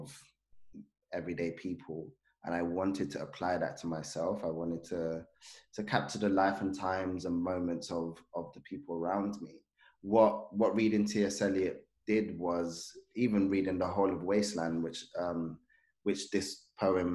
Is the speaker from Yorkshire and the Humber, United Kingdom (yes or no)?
no; London, United Kingdom; also born or lived in Zanzibar; I grew up in Peckham